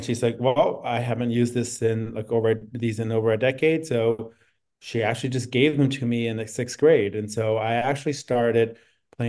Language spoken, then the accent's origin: English; East Orange, New Jersey, United States; I grew up in New Jersey, and I was living in a city, East Orange, outside of Newark